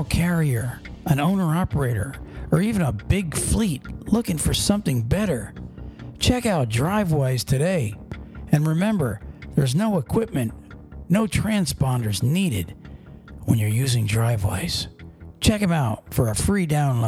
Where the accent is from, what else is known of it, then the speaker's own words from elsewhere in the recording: Pennsylvania, United States; moved away; we're from Pennsylvania, We were 90 miles north of Philly